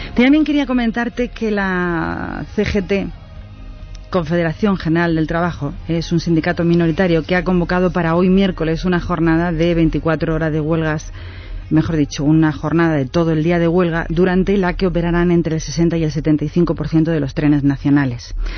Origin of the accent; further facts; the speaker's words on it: Spain; nosotros somos los españoles